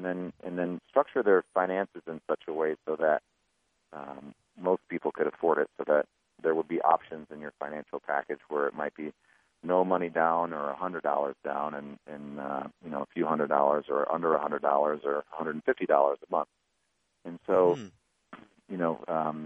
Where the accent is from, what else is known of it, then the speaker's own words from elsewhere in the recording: Lake Orion, Michigan, United States; I grew up around Metro Detroit in a very blue-collar town called Lake Orion, Michigan